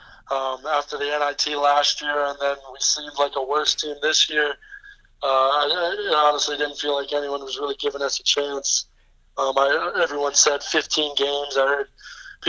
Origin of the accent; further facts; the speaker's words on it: Poughkeepsie, New York, United States; I'm from Poughkeepsie. So we grew up playing local AAU together